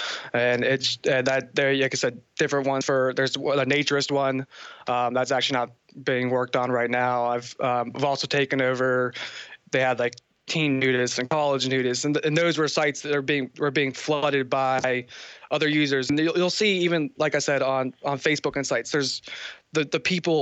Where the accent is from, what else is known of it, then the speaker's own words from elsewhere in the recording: Northern Virginia, United States; I'm from Northern Virginia, near D.C.